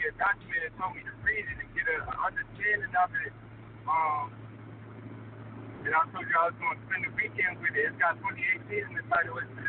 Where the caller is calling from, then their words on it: Philadelphia, Pennsylvania, United States; so this is … calling from Philly.